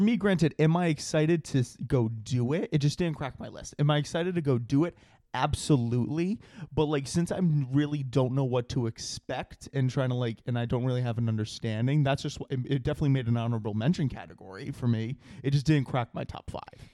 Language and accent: English; Rhode Island, United States; growing up in Rhode Island, obviously every summer we were at the, we were at the beach consistently